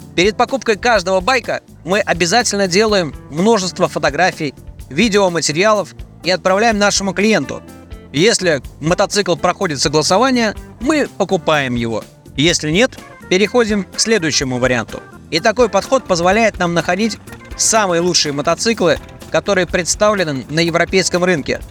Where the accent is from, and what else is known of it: Russia